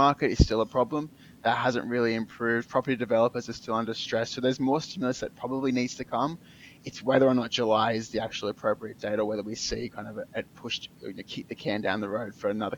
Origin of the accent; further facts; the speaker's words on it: Australia; as an Australian